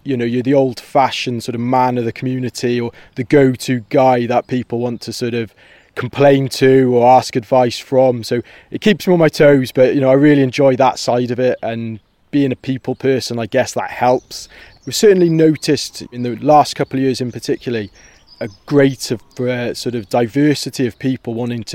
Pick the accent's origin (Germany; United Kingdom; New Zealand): United Kingdom; Brecon, Wales; moved away as an adult; I'm also from the Brecon area